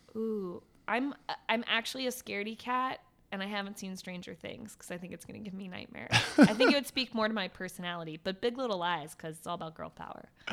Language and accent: English; Virginia, United States; moved away as an adult; also born or lived in Ohio; now in New York, United States; I grew up in Virginia